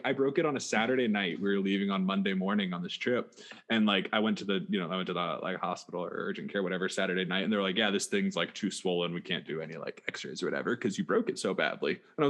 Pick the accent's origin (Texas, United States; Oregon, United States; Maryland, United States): Oregon, United States; I grew up in Oregon.